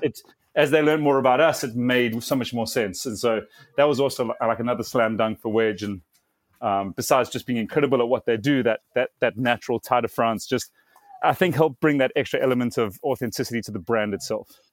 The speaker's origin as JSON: {"language": "English", "country": "South Africa", "said": "I'm South African"}